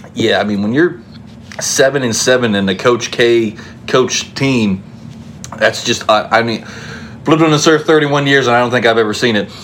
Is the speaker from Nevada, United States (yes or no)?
no; West Virginia, United States; I grew up in West Virginia